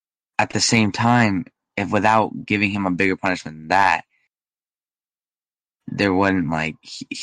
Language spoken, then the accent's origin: English; Vermont, United States; also born or lived in Boston; I'm from Vermont in the United States.